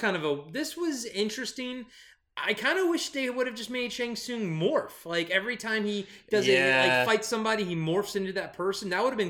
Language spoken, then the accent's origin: English; Maryland, United States; accent: Maryland; I think that's my Maryland accent coming through.